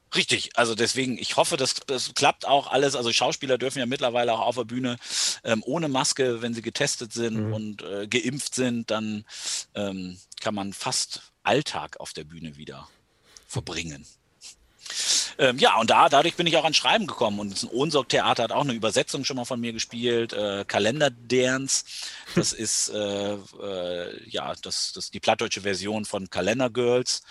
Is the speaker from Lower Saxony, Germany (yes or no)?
yes; Delmenhorst, Lower Saxony, Germany; gebürtiger Delmhorster. Ich komme hier einfach nicht aus dieser Stadt weg